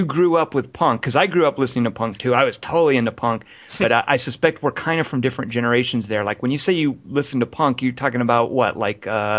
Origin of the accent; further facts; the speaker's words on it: Arkansas, United States; I grew up in Arkansas.